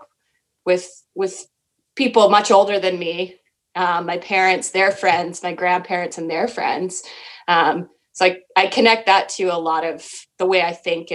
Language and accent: English; Winnipeg, Manitoba, Canada; also born or lived in northwestern Ontario; I grew up in Winnipeg, Manitoba, essentially half the time in Winnipeg.